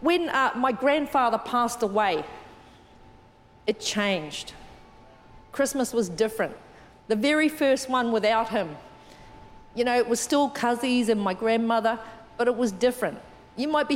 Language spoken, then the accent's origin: English; New Zealand; moved away; I'm from New Zealand. I was brought up in New Zealand.